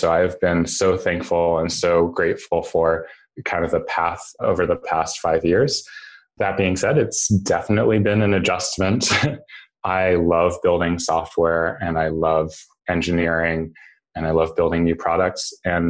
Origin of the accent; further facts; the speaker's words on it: New York City, New York, United States; And as background, I grew up in New York City. I was in middle school on 9/11.